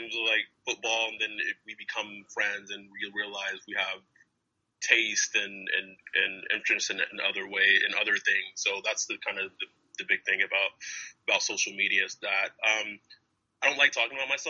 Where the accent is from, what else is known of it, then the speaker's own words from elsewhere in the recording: Lubbock, Texas, United States; moved away as an adult; now in California, United States; I was born and raised in Lubbock, Texas, where Texas Tech is located